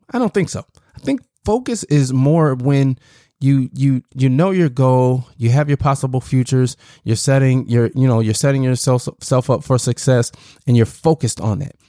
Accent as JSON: {"language": "English", "region": "Southern Illinois", "country": "United States", "tie": "born or raised there", "also_born_or_lived": "Chicago, Illinois", "said": "grew up in, uh, Southern Illinois"}